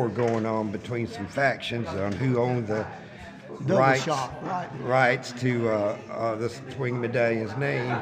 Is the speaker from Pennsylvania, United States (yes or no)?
no; Greenwood, South Carolina, United States; also born or lived in Nashville, Tennessee; I was raised in Greenwood, South Carolina. I was born in Nashville, Tennessee, but I was adopted and my folks moved to Greenwood.